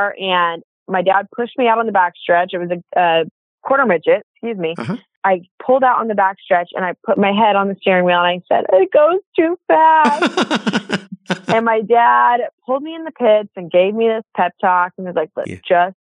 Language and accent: English; Indianapolis, Indiana, United States; I grew up in Indiana, like you said, again, and kind of never really left Indiana.